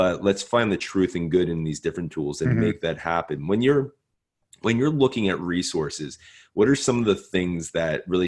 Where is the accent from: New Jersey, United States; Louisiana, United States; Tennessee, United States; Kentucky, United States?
New Jersey, United States; now in Baltimore, United States; growing up in Jersey